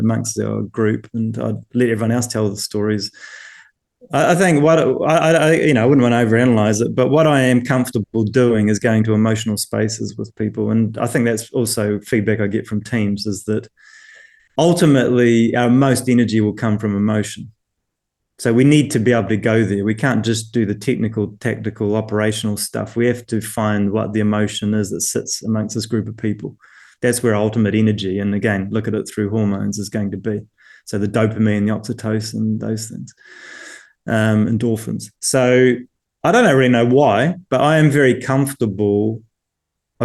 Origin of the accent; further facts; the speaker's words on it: New Zealand; moved away as an adult; now in United Kingdom; being a New Zealander coming and working in the UK